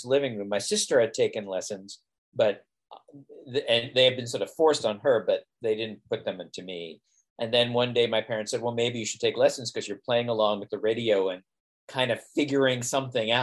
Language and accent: English; Long Island, New York, United States; I'm from Long Island, I'm from New York